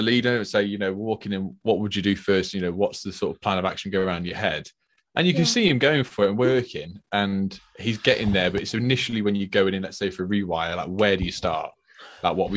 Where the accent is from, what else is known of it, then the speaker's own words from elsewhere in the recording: United Kingdom; I'm from the Midlands